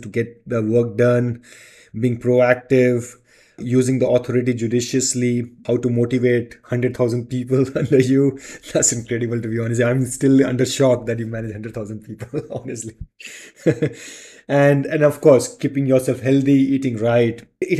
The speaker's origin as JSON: {"language": "English", "country": "India", "said": "So I feel proud to be being an Indian."}